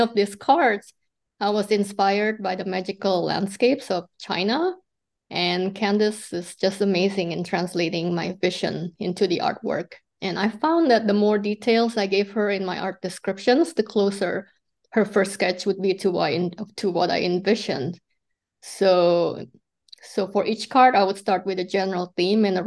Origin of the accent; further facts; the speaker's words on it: Indonesia; moved away; I came from Indonesia